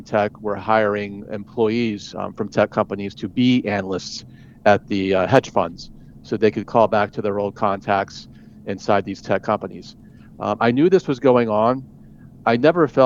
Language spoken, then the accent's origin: English; Atlanta, Georgia, United States; moved away as an adult; also born or lived in Pennsylvania; I grew up in Georgia in the Atlanta suburbs.